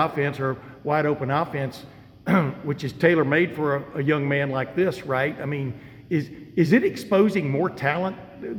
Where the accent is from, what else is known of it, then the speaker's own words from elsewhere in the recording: Alabama, United States; also born or lived in Texas; I grew up in Alabama and then Texas.